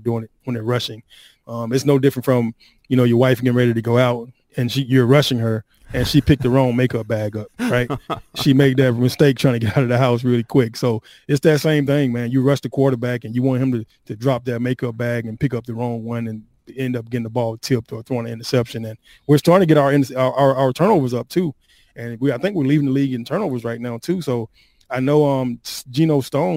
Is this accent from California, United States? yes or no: no; Atlanta, Georgia, United States; I'm from Atlanta too